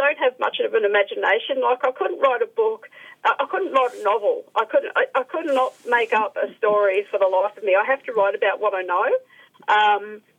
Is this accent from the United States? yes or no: no; Melbourne, Victoria, Australia; I grew up in Melbourne, so I'm used to the cold weather